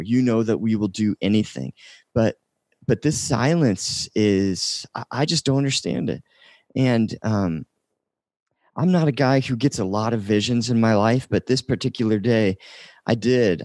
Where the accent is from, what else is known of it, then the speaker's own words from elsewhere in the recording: Indiana, United States; now in North Dakota, United States; I'm originally from uh, Indiana